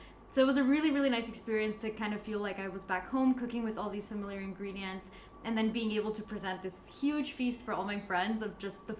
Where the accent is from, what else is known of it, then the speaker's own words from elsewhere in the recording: Mexico; also born or lived in Canada; now in United States; I'm Mexican, but I've lived most of my life in the United States, and I was born in Canada, so kind of all over North America.